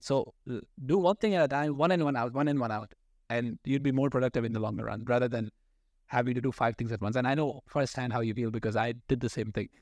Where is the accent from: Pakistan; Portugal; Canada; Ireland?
Pakistan; being a Pakistani